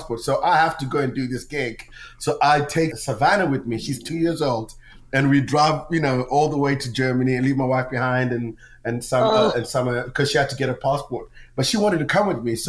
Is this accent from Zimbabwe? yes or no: yes; Zimbabwe; moved away; also born or lived in England; I'm Zimbabwean.